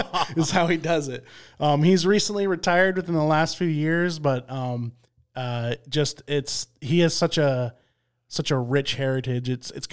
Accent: Midland, Michigan, United States; I grew up in Midland, Michigan, I'm a Michigan State fan.

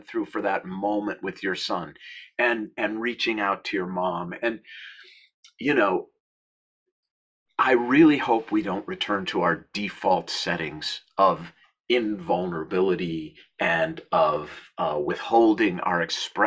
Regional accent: Minnesota, United States; moved away; where I grew up in Minnesota

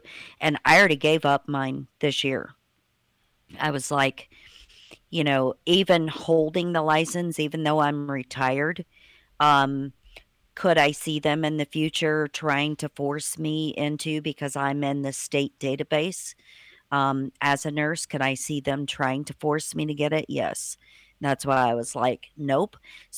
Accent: Indiana, United States; now in Tennessee, United States; like me originally, I came from Indiana, and Tennessee was not a compact state, so I had to reapply for a license down here

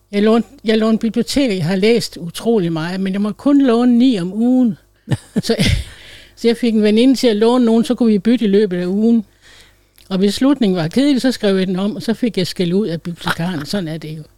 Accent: Læsø, North Denmark Region, Denmark; blev jeg bortadopteret til en præstefamilie på Læsø, hvor jeg voksede op som efternøle ene barn

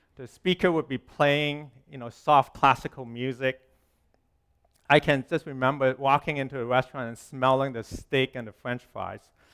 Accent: Hong Kong; moved away; When I was growing up in Hong Kong, when I was little

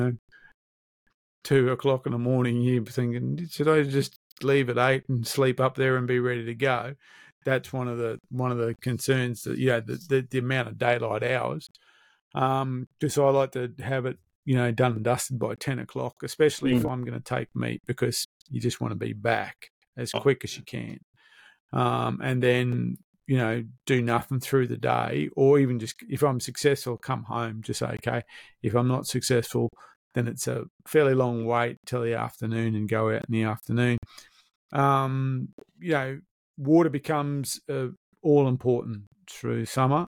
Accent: Brisbane, Queensland, Australia; being of Dutch origin, growing up in Brisbane in the 70s

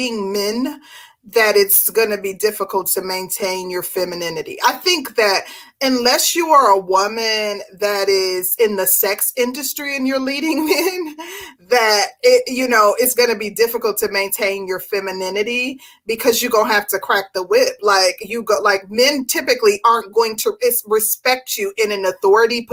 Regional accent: Midwest, United States; I'm from the Midwest

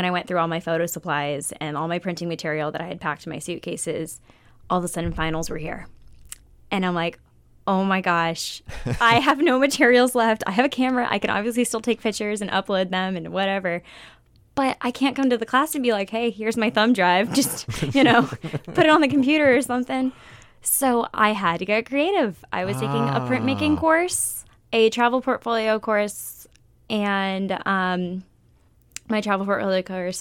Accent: Florida, United States; moved away as an adult; I'm from Florida, like on the beaches.

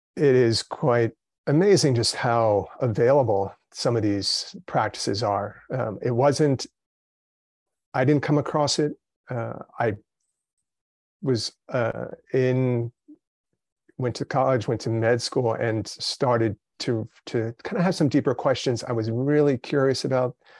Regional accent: Brazil; I was born in Brazil, but raised, you know, in the, in the kind of Western mindset, uh, in my family

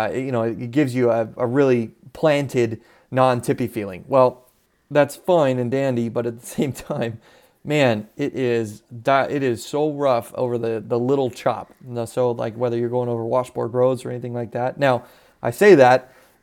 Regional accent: Southwest, United States; You know, I would use the term, but where I grew up in the Southwest area, a buggy is not what they would call a buggy. We called them dune buggies, and they're buggies that are made for the sand.

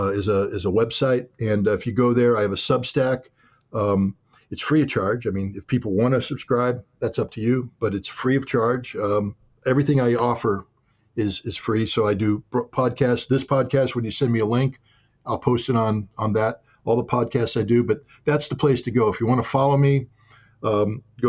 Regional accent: Albany, New York, United States; in my hometown city of Albany

